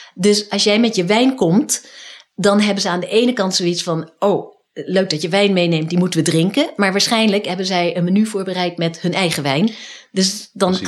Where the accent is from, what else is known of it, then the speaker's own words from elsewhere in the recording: Netherlands; moved away as an adult; now in United States; als Nederlander